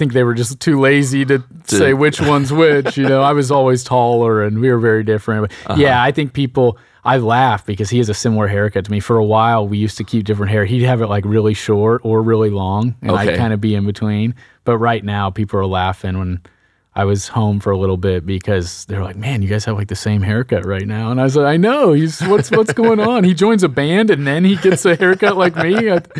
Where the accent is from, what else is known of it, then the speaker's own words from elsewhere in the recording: Sugar Land, Texas, United States; born and raised in Sugar Land. I'm an identical twin.